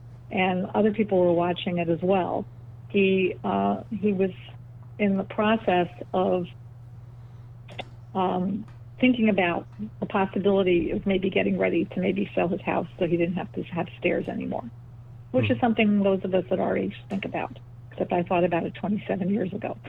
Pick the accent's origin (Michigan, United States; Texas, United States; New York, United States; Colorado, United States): New York, United States; New York City; I grew up in Bell Harbor.